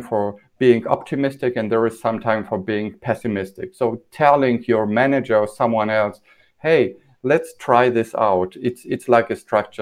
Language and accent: English; Poland; we grew up in Poland without candy